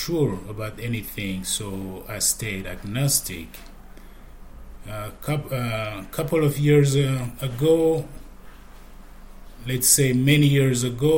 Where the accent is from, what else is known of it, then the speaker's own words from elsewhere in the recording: Abidjan, Côte d’Ivoire; I'm from Abidjan, Côte d'Ivoire